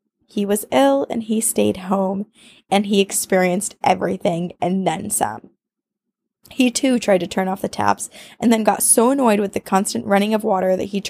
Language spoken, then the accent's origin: English; Ontario, Canada; I grew up in Ontario City, about 2 hours north of Toronto. Yay, Canada!